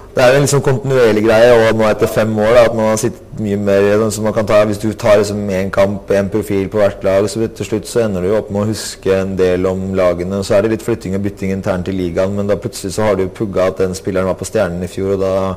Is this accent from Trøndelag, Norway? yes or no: no; Asker, Akershus, Norway; moved away as an adult; also born or lived in Oslo (Grünerløkka); now in Oslo, Norway; Jeg har vokst opp i Asker